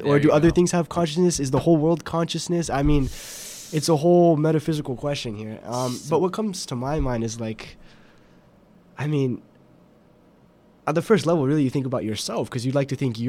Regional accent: Phoenix, Arizona, United States; moved away; I'm from Phoenix, Arizona.

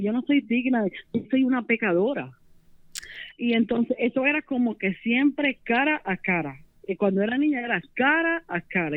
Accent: Las Piedras, Puerto Rico; soy de Puerto Rico, Las Piedras

